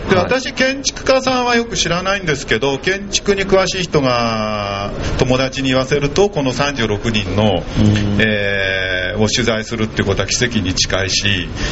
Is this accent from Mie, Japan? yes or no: no; Urayasu, Chiba, Japan; accent: Urayasu dialect; 自分のルーツはこう浦安弁喋って、はい、ねあのー、まあ典型的なね浦安の兄ちゃんで